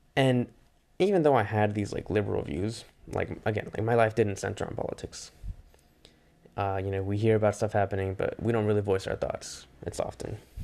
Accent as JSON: {"language": "English", "area": "Bay Area", "region": "California", "country": "United States", "tie": "born or raised there", "said": "growing up in the Bay Area"}